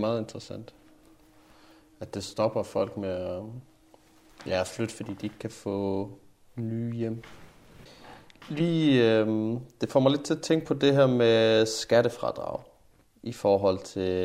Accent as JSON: {"language": "Danish", "region": "Jutland", "country": "Denmark", "said": "Nu kommer jeg jo fra Jylland"}